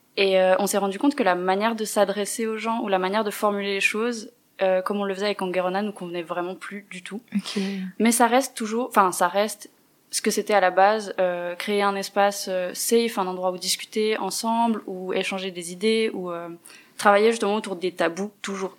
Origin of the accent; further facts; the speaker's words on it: Neuchâtel, Switzerland; je viens de Neuchâtel